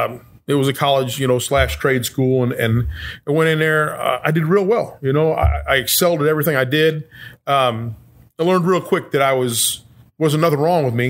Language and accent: English; Edwardsville, Illinois, United States; I grew up in Edwardsville. I was there 40 years.